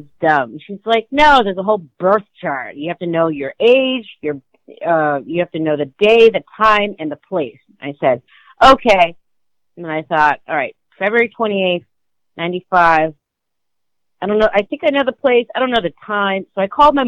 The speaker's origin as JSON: {"language": "English", "country": "United States", "said": "I'm more American than most Chinese people"}